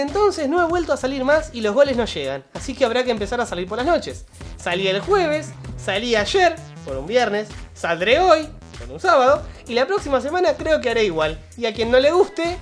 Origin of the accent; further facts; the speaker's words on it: Uruguay; equipos uruguayos, de donde somos nosotros